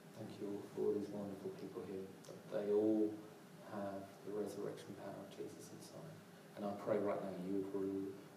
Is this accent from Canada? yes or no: no; London, United Kingdom; I'm from South London